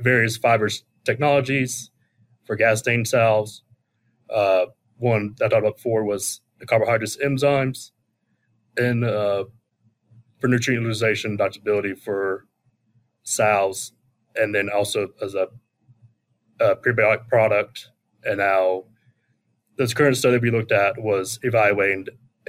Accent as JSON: {"language": "English", "town": "Charlotte", "region": "North Carolina", "country": "United States", "moved": "as an adult", "lives_now": "South Dakota, United States", "said": "I'm originally from the Charlotte, North Carolina area. Grew up around agriculture"}